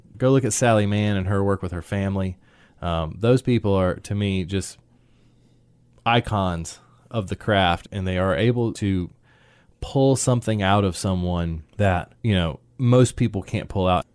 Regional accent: Sanford, North Carolina, United States; moved away as an adult; now in Raleigh, United States; I grew up in Sanford basically my entire life. I think we moved here when I was probably six, something like that, six, seven.

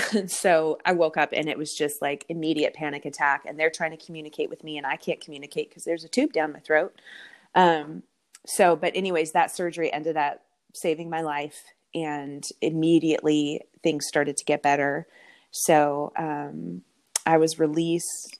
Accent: Canada; moved away as an adult; now in Texas, United States; I'm from Canada. Um, I grew up in Canada

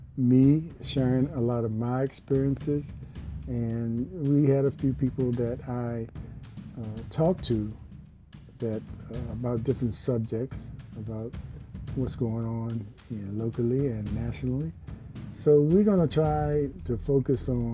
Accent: Hampton Roads area, Virginia, United States; also born or lived in Richmond, Virginia / Portsmouth, Virginia; I was from Virginia, and what a mixture there. I was a little naive guy leaving home for the first time, not far from my home, from the Hampton Roads area to Richmond

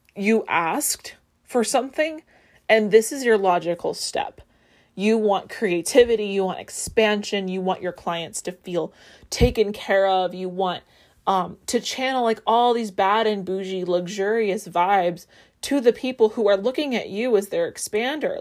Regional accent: Las Vegas, Nevada, United States; I grew up in Vegas

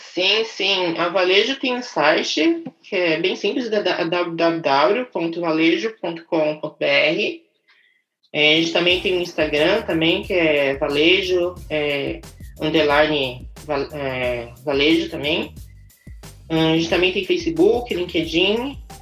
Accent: São Paulo, Brazil; also born or lived in Itaquaquecetuba, São Paulo; Nasci em São Paulo, é, sou, ah, eu morei em São Paulo quase a minha vida toda.

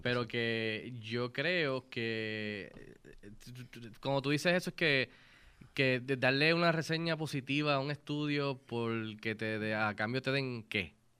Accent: Puerto Rico; como puertorriqueños

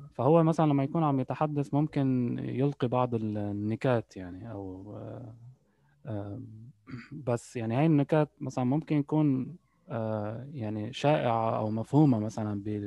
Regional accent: Lebanon; born or raised there; moved away as an adult; also born or lived in United Arab Emirates; now in Canada

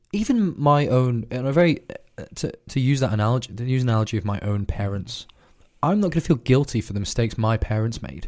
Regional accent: United Kingdom; as a British person living in the Britain that we have today

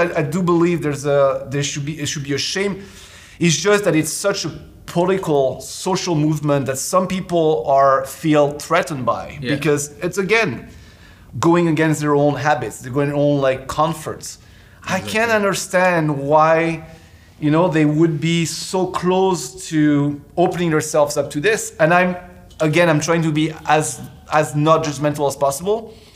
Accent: France; moved away; I'm from France

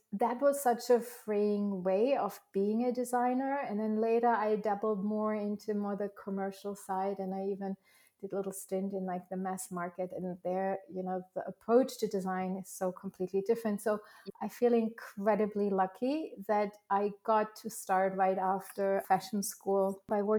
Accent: Germany; first language German; English is a second language; moved away as an adult; also born or lived in Paris / Tokyo / San Francisco; now in New York, United States; I grew up in Germany

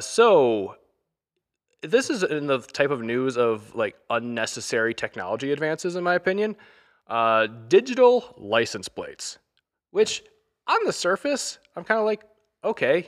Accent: Michigan, United States; I'm from Michigan

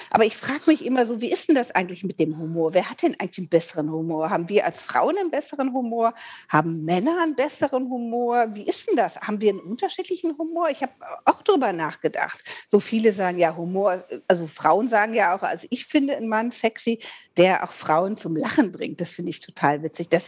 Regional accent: Rhineland, Germany; weil ich komme ja aus dem Rheinland und ich habe immer so ein Problem, wenn ich mich nicht konzentriere, kann ich halt SCH und CH unheimlich schlecht aussprechen.

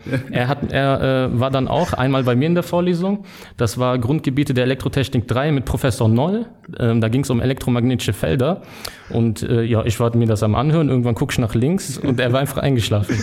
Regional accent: Düren, North Rhine-Westphalia, Germany; also born or lived in Simmern, Rhineland-Palatinate; aufgewachsen in Düren

